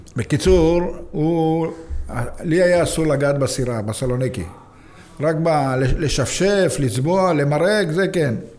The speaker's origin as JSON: {"language": "Hebrew", "town": "Jaffa", "region": "Tel Aviv District", "country": "Israel", "tie": "born or raised there", "said": "אני גדלתי ביפו"}